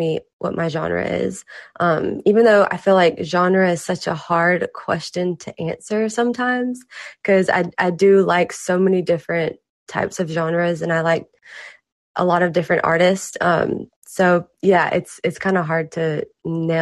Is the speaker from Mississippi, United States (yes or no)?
yes; Mississippi, United States; also born or lived in Los Angeles, United States; now in Nashville, United States; I'm originally from Mississippi, and I moved to LA for about 2 years